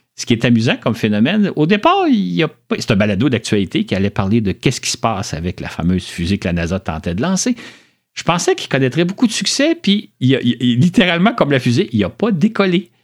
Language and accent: French; Montreal, Quebec, Canada; je suis né à Montréal, j'ai toujours vécu à Montréal